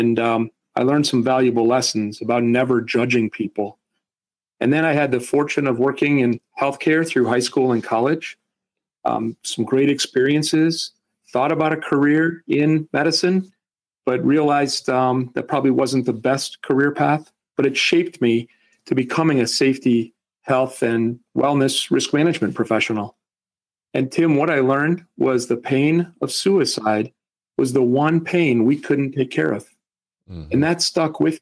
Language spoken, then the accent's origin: English; Wisconsin, United States; moved away; also born or lived in Chicago / Minnesota / Seattle area; I grew up in Wisconsin